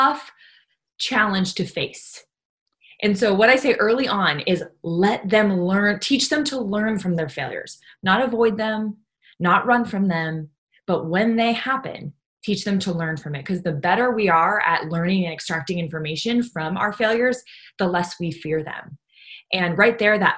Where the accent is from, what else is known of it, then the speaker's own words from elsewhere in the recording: Southern California, United States; I grew up in Southern California